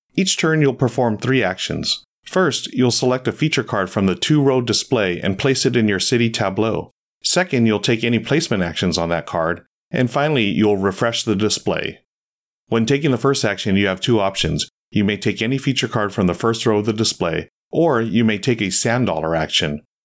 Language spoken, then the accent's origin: English; Southern California, United States; As a native Southern Californian